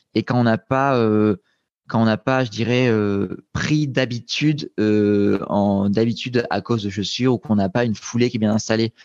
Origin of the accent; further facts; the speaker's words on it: Nice, Provence-Alpes-Côte d'Azur, France; moved away as an adult; also born or lived in Grenoble; j'avais déménagé de Nice où j'ai grandi pour débarquer à Grenoble pour faire mes études